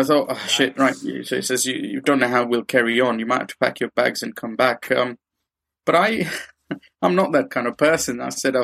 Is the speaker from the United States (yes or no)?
no; Kenya; moved away as an adult; now in United Kingdom; I grew up in Kenya